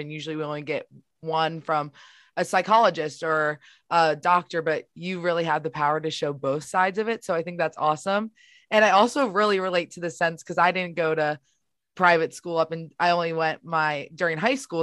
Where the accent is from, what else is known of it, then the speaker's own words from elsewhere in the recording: Baltimore, Maryland, United States; I know we're from the same area, Baltimore